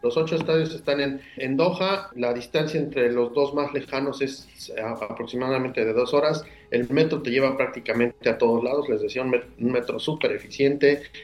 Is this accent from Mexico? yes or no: yes; Mexico; somos mexicanos siempre